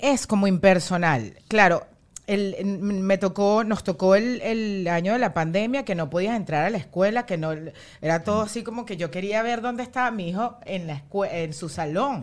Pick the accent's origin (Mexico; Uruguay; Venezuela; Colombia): Venezuela; moved away as an adult; now in United States; Nosotros somos súper venezolanos y fue como que nos tuvimos que ir de Venezuela